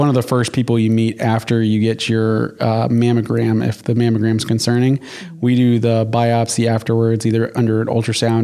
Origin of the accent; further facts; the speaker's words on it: Jacksonville, Florida, United States; also born or lived in Michigan; now in Georgia, United States; I'm originally from Jacksonville, Florida, moving down from Michigan